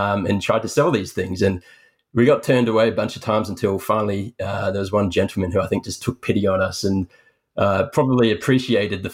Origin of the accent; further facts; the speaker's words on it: Sydney, New South Wales, Australia; born and raised in Sydney, Australia